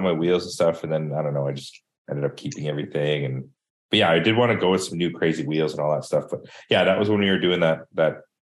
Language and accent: English; Manitoba, Canada; moved away; I am from Manitoba. I was fucking born there.